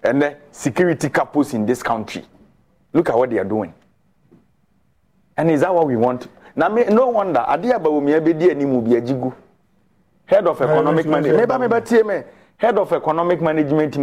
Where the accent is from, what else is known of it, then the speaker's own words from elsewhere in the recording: Ghana; I am a Ghanaian